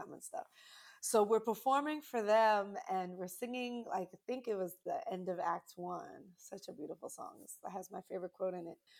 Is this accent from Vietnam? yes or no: no; New York City, New York, United States; being from New York, I'm originally from Brooklyn, New York